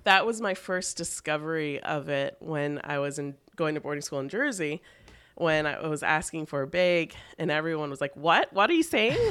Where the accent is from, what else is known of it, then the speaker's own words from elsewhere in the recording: Toronto, Ontario, Canada; now in New York City, United States; I grew up in Toronto